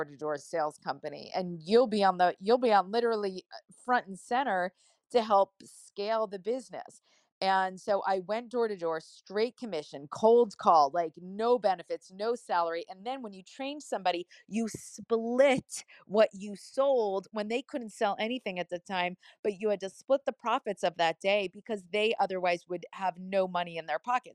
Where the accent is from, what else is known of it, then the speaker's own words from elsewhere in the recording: New Jersey, United States; I'm from Jersey